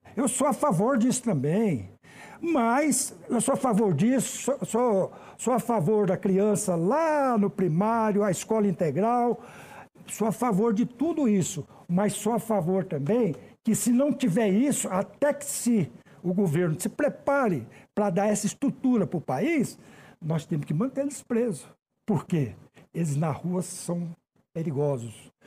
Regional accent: Goiânia, Goiás, Brazil; moved away as an adult; now in Brasília, Brazil; Eu sou goiano de Goiânia. Eu vim para cá com 20 e poucos anos, já estou há quase 40 anos aqui em Brasília

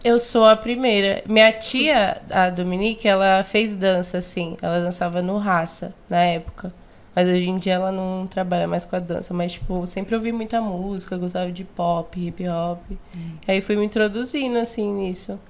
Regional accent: São Paulo, Brazil; eu nasci na Zona Norte, ali no, na Caneda, Vila Maria

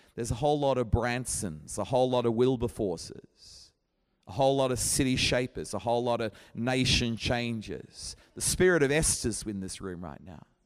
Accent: Brisbane, Queensland, Australia; moved away as an adult; now in Sheffield, United Kingdom; my hometown is Brisbane

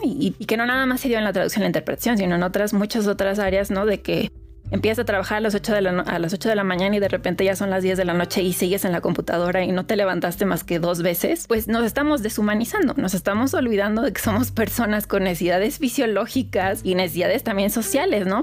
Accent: Mexico; yo soy mexicana

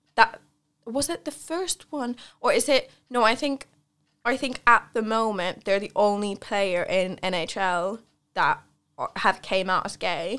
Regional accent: Central Finland, Finland; moved away; I grew up in Finland and I'm from, I'm from central Finland, but compared to here, it's a lot more north.

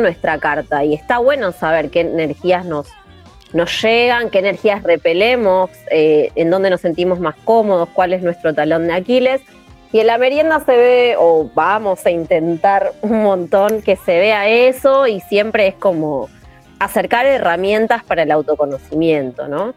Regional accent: Argentina; somos Argentina.

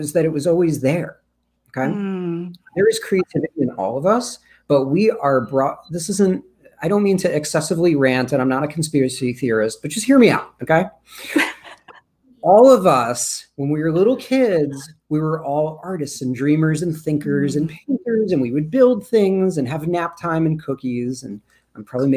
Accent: Rockland County, New York, United States; also born or lived in Brooklyn, New York; I actually grew up in Rockland County

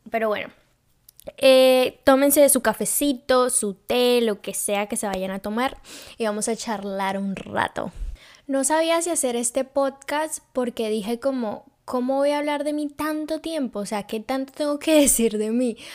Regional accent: Cartagena, Bolívar, Colombia; born there; yo soy colombiana. Yo nací en Cartagena.

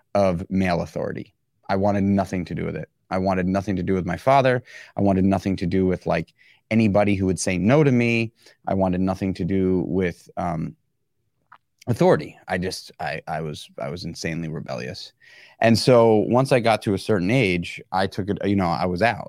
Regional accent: New York City, New York, United States; being born and raised in New York City

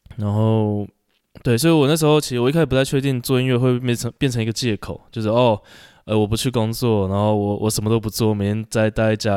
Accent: Taipei, Taiwan; also born or lived in Tainan; 我在台北长大的

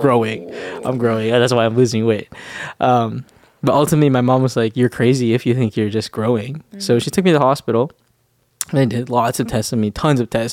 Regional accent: Winnipeg, Manitoba, Canada; moved away as an adult; I'm from Winnipeg, uh, Winnipeg, Manitoba

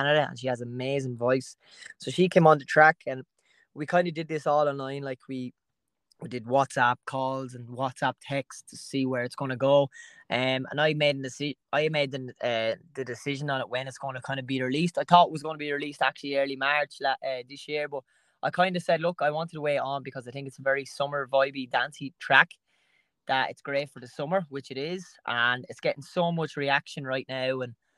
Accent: Camolin, Leinster, Ireland; I'm from Camolin, County Wexford.

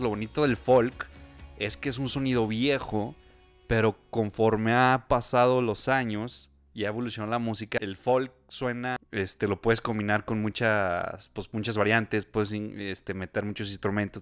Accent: Aguascalientes, Mexico; somos de Aguascalientes, entonces viajamos de aquí a Monterrey

